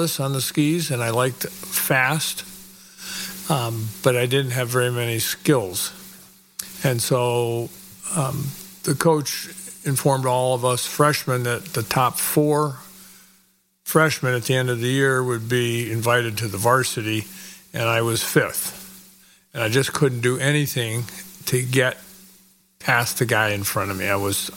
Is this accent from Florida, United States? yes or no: no; the East, Massachusetts, United States; also born or lived in Vermont; now in Marin County, United States; I was raised in the East, and I went to a small school in Massachusetts in high school.